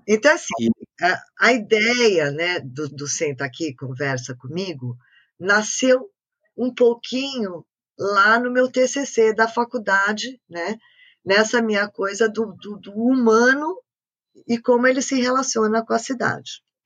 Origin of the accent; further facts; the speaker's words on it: São Paulo, Brazil; first language French; a gente é Paulistana a gente não tem praia